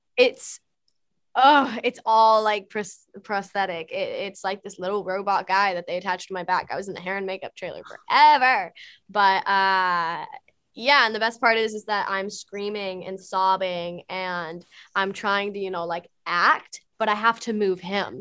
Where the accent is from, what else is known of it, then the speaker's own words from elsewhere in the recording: Texas, United States; I'm from Texas, Southern manners